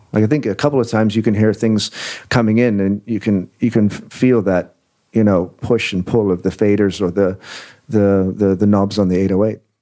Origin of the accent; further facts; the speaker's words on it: Windsor, Ontario, Canada; also born or lived in England; I was born in England, born in England. I went to Canada in 1979. So when we got there, it was like, well, here's Windsor, here's Detroit